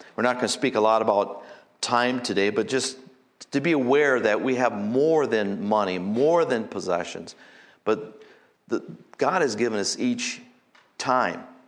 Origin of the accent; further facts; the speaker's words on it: United States; here as Americans